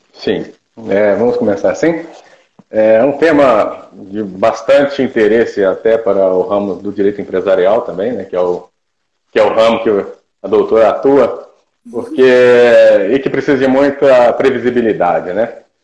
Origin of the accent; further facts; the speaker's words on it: Ipatinga, Minas Gerais, Brazil; moved away as an adult; also born or lived in Viçosa, Minas Gerais / Santa Catarina; voltei para minha cidade natal, que é Ipatinga, Minas Gerais